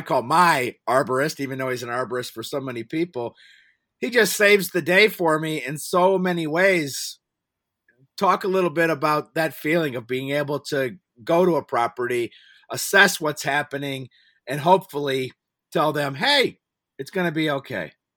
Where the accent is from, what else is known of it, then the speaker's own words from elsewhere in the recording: Cleveland, Ohio, United States; now in Pittsburgh, United States; I grew up in the same area